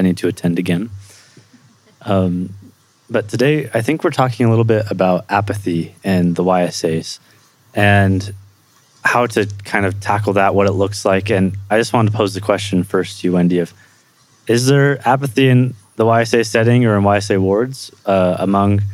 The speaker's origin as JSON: {"language": "English", "town": "Livermore", "region": "California", "country": "United States", "tie": "born or raised there", "moved": "as an adult", "lives_now": "Provo, United States", "said": "I'm currently in Provo, Utah, but I was born and raised in Livermore, California, right outside San Francisco, California"}